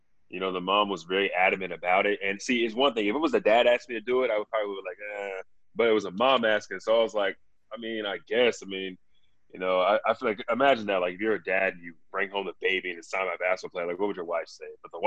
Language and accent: English; Dallas, Texas, United States; I grew up in Dallas